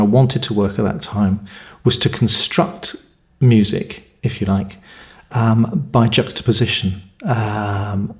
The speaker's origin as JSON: {"language": "English", "area": "Cornwall", "region": "South West England", "country": "United Kingdom", "tie": "born or raised there", "said": "I was born in Cornwall, in the UK. I now live in Cornwall"}